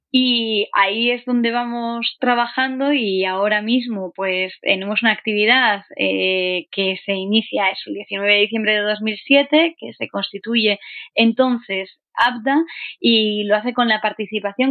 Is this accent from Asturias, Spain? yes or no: yes; Asturias, Spain; soy asturiana